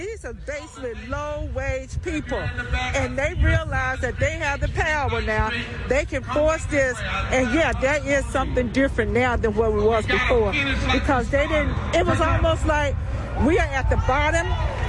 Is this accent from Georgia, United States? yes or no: no; Alabama, United States; I am, you're 25, I'm 67. I am a child of the civil rights era, and I'm from the South, Alabama.